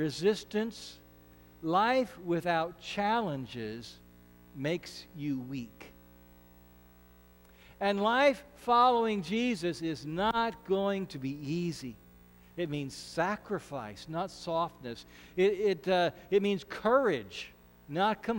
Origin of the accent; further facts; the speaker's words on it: Ashland, Nebraska, United States; We're both from Ashland, so we knew each other from Little League Baseball and high school band.